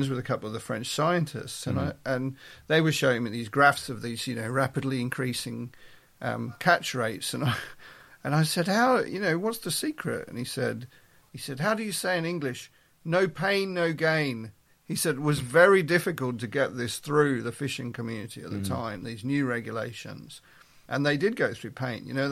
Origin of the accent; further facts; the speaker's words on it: Melbourne, Victoria, Australia; moved away as an adult; now in York, United Kingdom; I was brought up in Australia, in Melbourne. I was born in Melbourne.